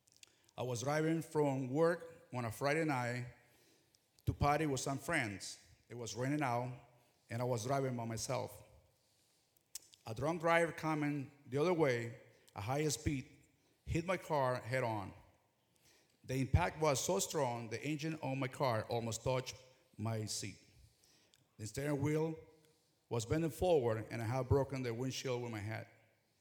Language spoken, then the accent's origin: English; Ecuador; moved away; I'm original from Ecuador. Growing up, my father was the first evangelical pastor to begin a ministry in our small town